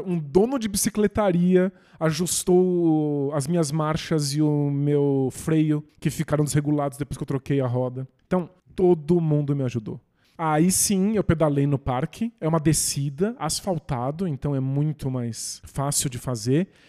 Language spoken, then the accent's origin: Portuguese; São Bernardo do Campo, São Paulo, Brazil; São Bernardo, cidade onde eu nasci